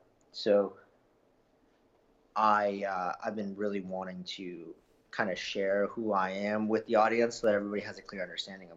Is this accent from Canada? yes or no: yes; Canada; I'm Canadian